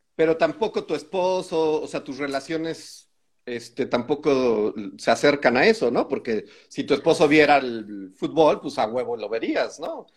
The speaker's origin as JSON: {"language": "Spanish", "country": "Mexico", "said": "aquí en México"}